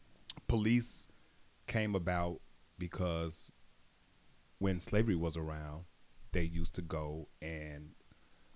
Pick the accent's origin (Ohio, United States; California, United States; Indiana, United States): Indiana, United States; Gary; in my community when I grew up in Gary, Indiana, they looked like me